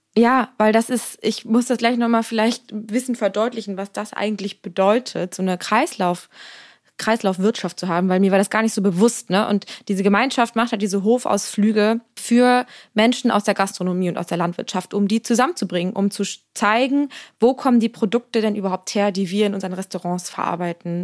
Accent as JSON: {"language": "German", "region": "Mecklenburg-Vorpommern", "country": "Germany", "tie": "born or raised there", "moved": "yes", "said": "in meiner Heimat, also in Mecklenburg-Vorpommern"}